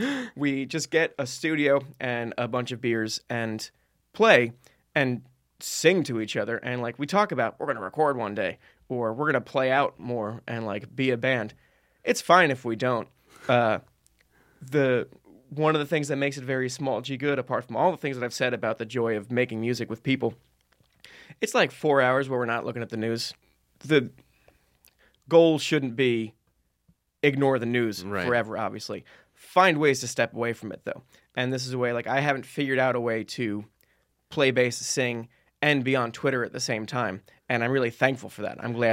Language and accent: English; New Jersey, United States; I grew up in New Jersey.